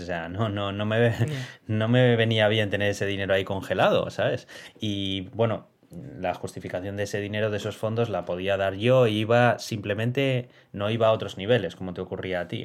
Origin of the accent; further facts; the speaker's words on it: Basque Country, Spain